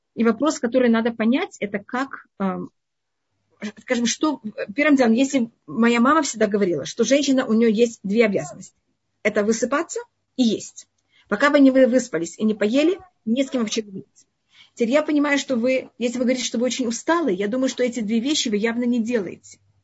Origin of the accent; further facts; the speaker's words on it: Tashkent, Uzbekistan; moved away; я родилась в Узбекистане, в Ташкенте